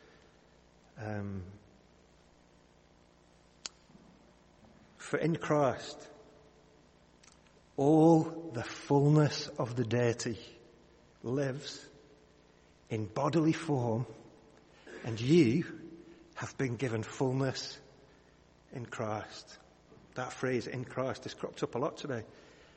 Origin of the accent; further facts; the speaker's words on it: the Northwest, North West England, United Kingdom; When I was a kid, I grew up in the Northwest.